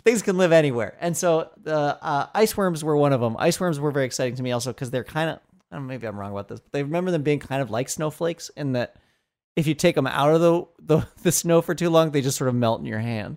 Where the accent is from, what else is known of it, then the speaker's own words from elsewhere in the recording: Colorado, United States; I was born in Colorado